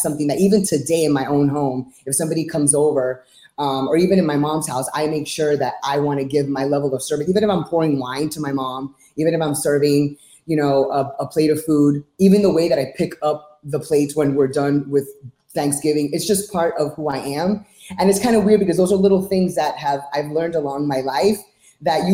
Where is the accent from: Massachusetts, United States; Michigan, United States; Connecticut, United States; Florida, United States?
Florida, United States; Miami; also born or lived in New York / California / Orlando; I was born and raised in Miami